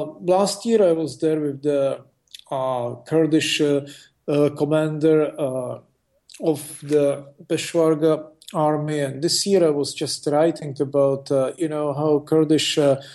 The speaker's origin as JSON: {"language": "English", "country": "Russia", "tie": "born there", "said": "I was born in Russia. I'm a naturalized U.S. citizen. I live in Asia and in the Middle East."}